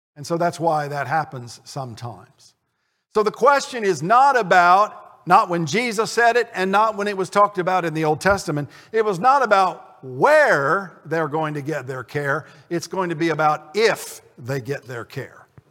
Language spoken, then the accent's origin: English; Connersville, Indiana, United States; my hometown of Connersville